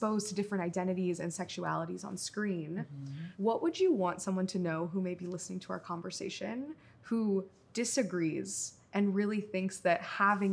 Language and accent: English; Midwest, United States; I am from a small city in the Midwest